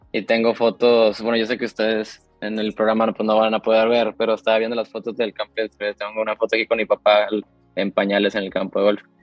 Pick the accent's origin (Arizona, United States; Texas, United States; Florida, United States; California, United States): Texas, United States; McAllen; born there; yo, yo de hecho nací en McAllen, en, en Texas, una ciudad fronteriza.